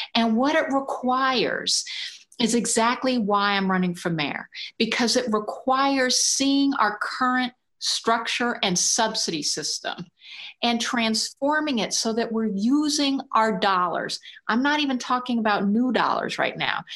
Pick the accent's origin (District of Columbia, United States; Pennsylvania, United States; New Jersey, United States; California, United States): District of Columbia, United States; Washington; now in New York City, United States; spent my early years in a black neighborhood in Washington